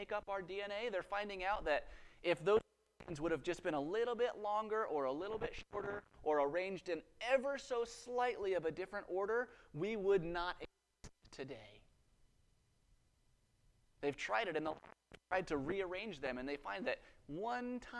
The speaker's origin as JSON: {"language": "English", "region": "Western Colorado", "country": "United States", "tie": "born or raised there", "said": "I grew up in Western Colorado"}